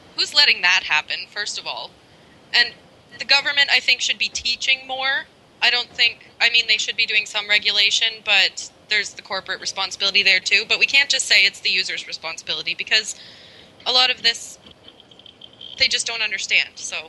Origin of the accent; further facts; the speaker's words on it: Canada; I'm Canadian